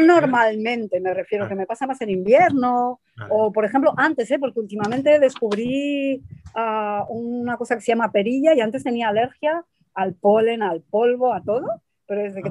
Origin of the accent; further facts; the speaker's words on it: Madrid, Community of Madrid, Spain; also born or lived in Argentina; yo nací en Argentina luego de pequeña me fui a vivir a Madrid